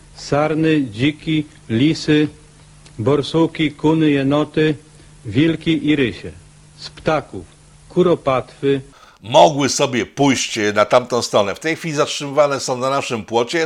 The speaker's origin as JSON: {"language": "Polish", "country": "Poland", "said": "my jesteśmy Polakami, a nie jesteśmy z Rosji"}